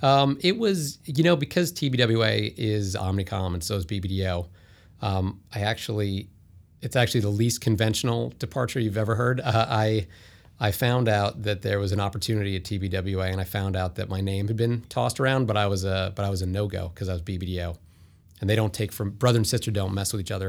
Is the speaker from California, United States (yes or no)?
no; White Plains, New York, United States; I'm from White Plains, New York